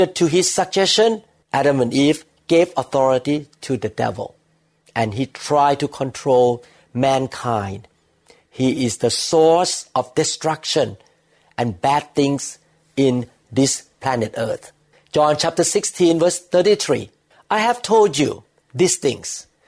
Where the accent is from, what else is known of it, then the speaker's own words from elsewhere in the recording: Thailand; the society that I grew up with in Thailand